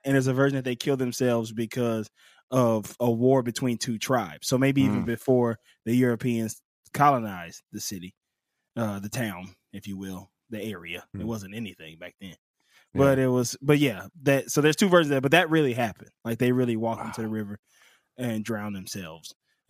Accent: Pascagoula, Mississippi, United States; This in my hometown. I'm from Pascagoula, Mississippi.

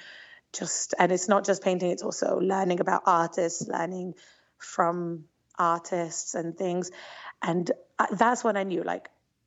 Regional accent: London, United Kingdom; moved away as an adult; also born or lived in Israel; now in Antwerp, Belgium; I grew up in London, England, which is a pretty large Jewish community

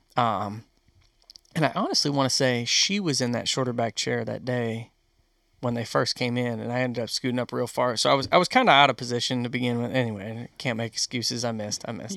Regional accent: Western New York, United States; moved away; I grew up in New York, Western New York

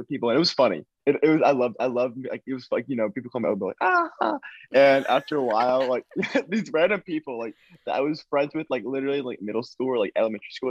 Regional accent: Nashville, Tennessee, United States; I am from Nashville, Tennessee. I am 18 years old

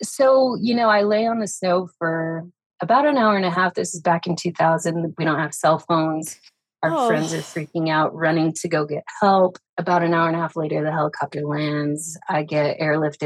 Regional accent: Farmington, New Mexico, United States; also born or lived in Las Vegas, Nevada; I'm from Northern Mexico, which is about 40 minutes from Durango, Colorado

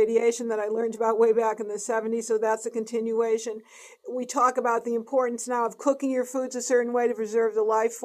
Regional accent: East Coast, United States; moved away; I'm from the East Coast.

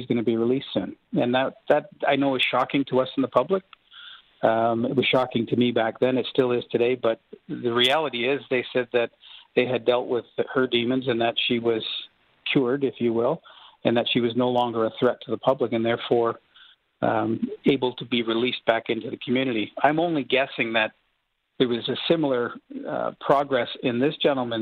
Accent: Durham Region, Ontario, Canada; I grew up in Durham Region

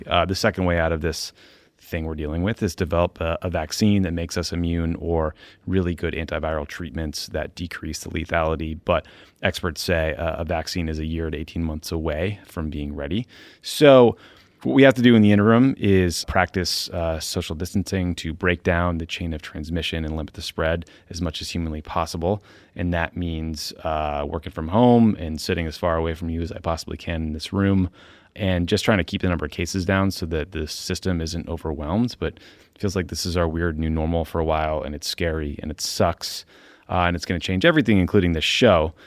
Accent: Boston, Massachusetts, United States; moved away; my hometown

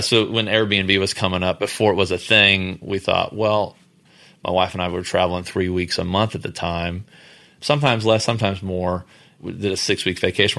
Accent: Houston, Texas, United States; we're from Houston

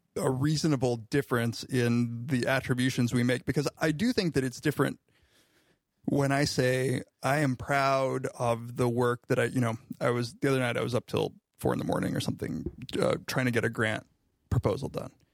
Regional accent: Riverside, California, United States; now in Ithaca, United States; my hometown of Riverside, California

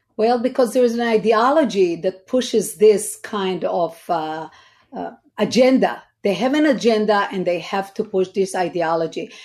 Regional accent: Israel; now in United States; I was born in Israel, raised in Israel.

